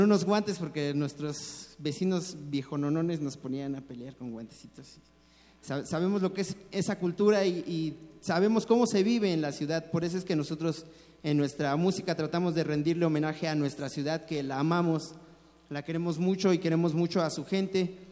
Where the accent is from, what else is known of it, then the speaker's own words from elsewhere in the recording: Mexico City, Mexico; nos tocó desarrollarnos aquí en una cultura diferente a la de nuestros padres, a la de nuestros abuelos, y nosotros creemos que sí somos chilangos